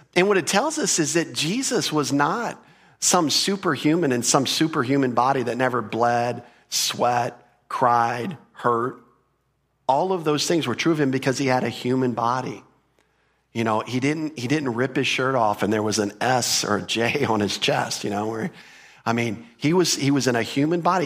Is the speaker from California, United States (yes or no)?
no; Texas, United States; we're from Texas